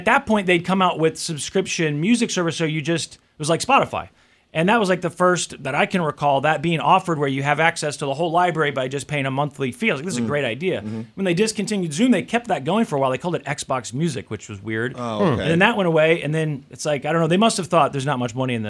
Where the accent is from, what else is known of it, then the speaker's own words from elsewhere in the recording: United States; growing up in America